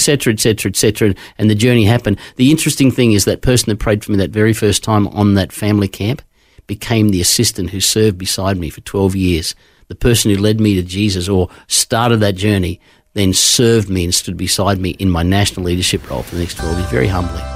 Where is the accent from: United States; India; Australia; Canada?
Australia; Queensland; born or raised there; also born or lived in Gosford, New South Wales